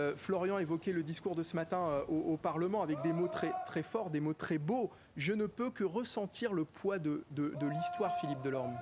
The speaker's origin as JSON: {"language": "French", "country": "France", "said": "nous en tant que Français"}